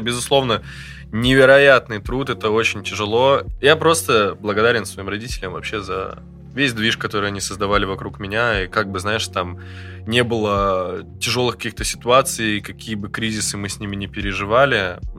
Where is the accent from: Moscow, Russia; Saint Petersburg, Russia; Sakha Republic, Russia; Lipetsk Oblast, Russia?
Sakha Republic, Russia; Yakutsk; moved away; Но я рос в Якутске